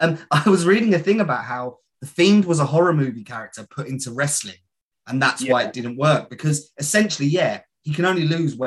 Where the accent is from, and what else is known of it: Borehamwood, East of England, United Kingdom; also born or lived in Barnet